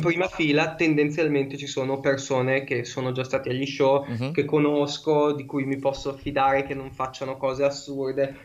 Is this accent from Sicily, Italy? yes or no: no; Brianza, Lombardy, Italy; io sono della Brianza, abito vicino a Monza